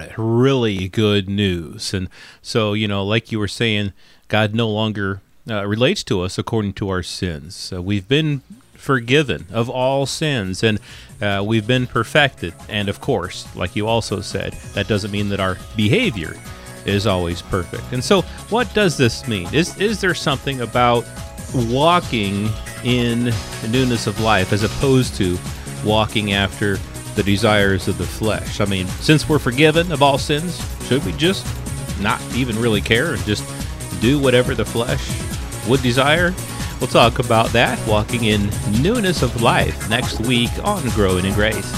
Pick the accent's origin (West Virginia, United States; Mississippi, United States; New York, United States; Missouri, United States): Missouri, United States; St. Louis; I was born in Saint Louis and have always been a Cardinals fan.